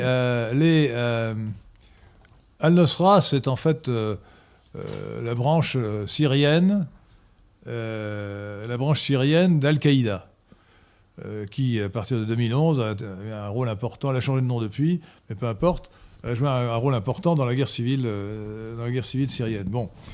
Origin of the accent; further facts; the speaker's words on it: France; nous Français